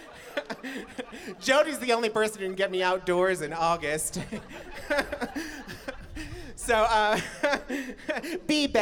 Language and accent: English; Emmett, Idaho, United States; as a little baby blonde bombshell growing up in Emmett